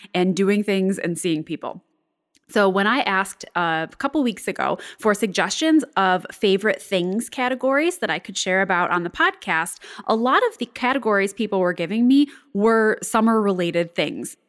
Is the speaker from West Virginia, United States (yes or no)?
no; Buffalo, New York, United States; my hometown area of Buffalo, New York, or Western New York